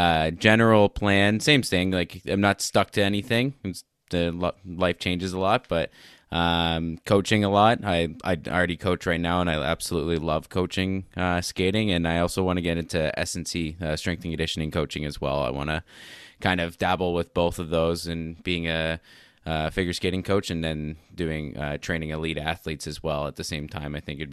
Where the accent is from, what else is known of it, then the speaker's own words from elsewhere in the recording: Ontario, Canada; No, I'm from Ontario. Like I'm two hours east of Toronto.